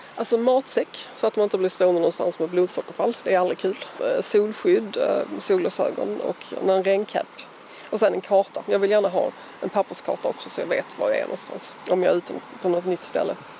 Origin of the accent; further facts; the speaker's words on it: Skåne, Sweden; also born or lived in Malmö; jag är uppvuxen på Österlen